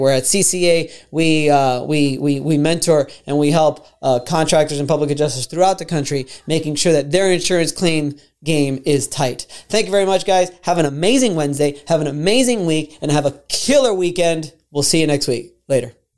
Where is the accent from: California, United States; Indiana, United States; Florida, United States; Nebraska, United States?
Florida, United States; I'm from Florida, born and raised in Florida